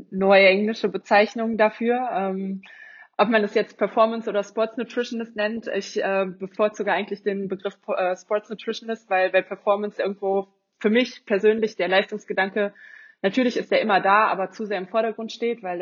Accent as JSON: {"language": "German", "town": "Cologne", "region": "North Rhine-Westphalia", "country": "Germany", "said": "ich komme aus Köln."}